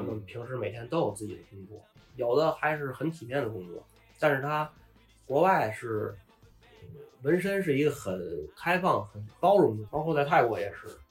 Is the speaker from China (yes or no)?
yes; China; moved away as an adult; now in Phuket, Thailand; 知道我们是中国人